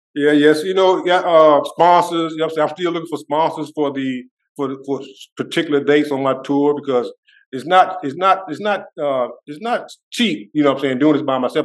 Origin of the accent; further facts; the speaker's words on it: Mullins, South Carolina, United States; my hometown of Mullins